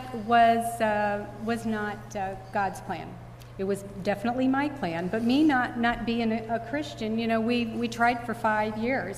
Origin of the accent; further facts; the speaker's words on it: small town outside of Highland, Illinois, United States; that's where I'm from, actually a small town outside of Highland